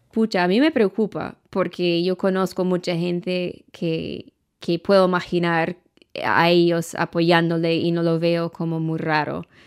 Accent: Maine, United States; Spanish is a second language; moved away as an adult; also born or lived in Latin America; nací en Maine eh, y, crecí allá y después vivía, no sé, unos 10 años en América Latina

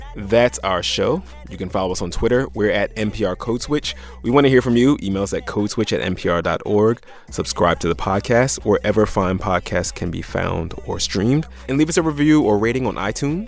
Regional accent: Philadelphia, Pennsylvania, United States; I feel like I'm from South Philly

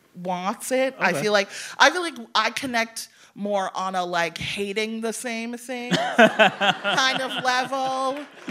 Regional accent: Evanston, Illinois, United States; I'm from Evanston.

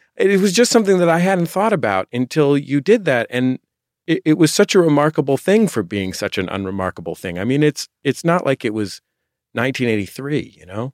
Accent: San Francisco, California, United States; I'm from San Francisco and grew up in the Bay Area

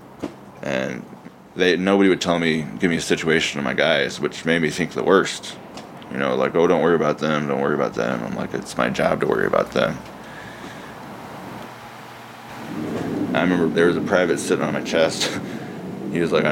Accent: Midwest, United States; also born or lived in Seoul, South Korea; Being adopted at 10 months old, growing up in the Midwest

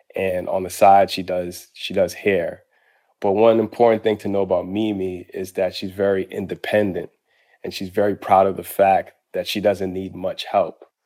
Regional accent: Boston, Massachusetts, United States; moved away; also born or lived in Harlem, New York; When I was growing up in Roxbury and Boston, and when I lived in Harlem

